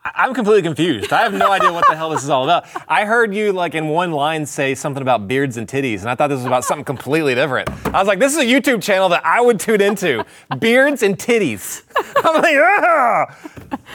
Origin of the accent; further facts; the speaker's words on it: Texas, United States; I'm a horrible Texan